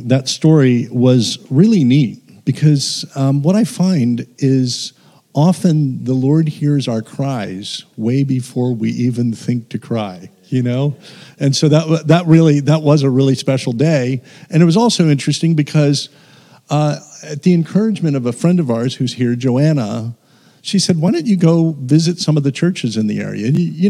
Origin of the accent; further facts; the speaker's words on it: United States; now in Dunedin, New Zealand; And then our youngest son lives with us in Dunedin. People hear my accent and actually think I'm from the South Island, but actually we're Americans.